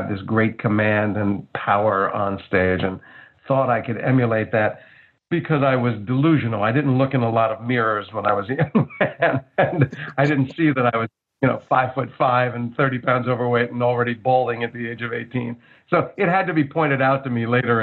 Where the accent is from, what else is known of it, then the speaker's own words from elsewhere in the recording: Livingston, New Jersey, United States; when I was growing up in Livingston.